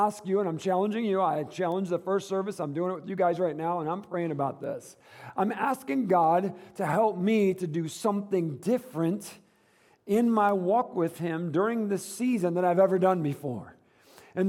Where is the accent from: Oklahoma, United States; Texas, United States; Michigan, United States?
Michigan, United States; moved away; the Midwest, where I grew up in Michigan